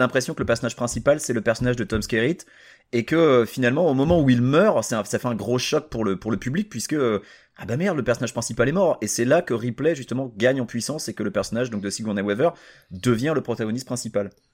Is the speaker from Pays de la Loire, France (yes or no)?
yes; Saint-Nazaire, Pays de la Loire, France; j'ai grandi à Saint-Nazaire, alors les blocos, on en était entouré et je jouais dedans quand j'étais gamin